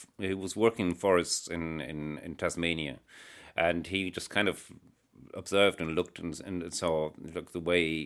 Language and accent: English; Germany; moved away as an adult; also born or lived in Netherlands / Italy; now in Northern Ireland, United Kingdom; I grew up in Germany